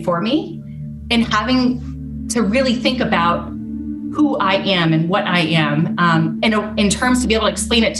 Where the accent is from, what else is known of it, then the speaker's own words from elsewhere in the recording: United States; also born or lived in South Korea; I was born in South Korea, grew up in Washington, D.C., and identify as multiracial, Black, white, Korean. So I grew up in a really small, white, predominantly white town outside of Washington, D.C., about an hour outside of the city, in a white family.